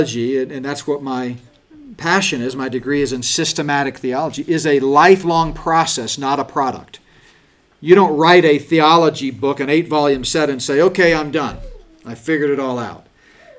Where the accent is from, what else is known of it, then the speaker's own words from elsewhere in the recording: United States; We've been so blessed as American Christians